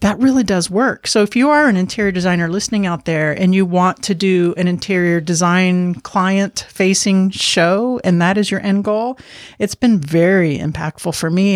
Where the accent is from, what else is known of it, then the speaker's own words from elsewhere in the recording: Miami, Florida, United States; I'm from Miami, so I do speak some Spanish